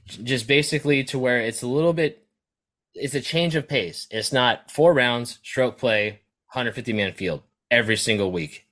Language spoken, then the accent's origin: English; California, United States; as a Californian